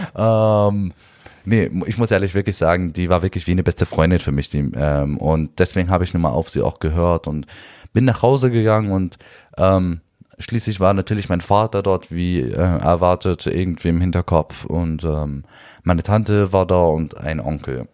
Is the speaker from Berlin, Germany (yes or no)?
yes; Berlin, Germany; Neukölln, wo ich aufgewachsen bin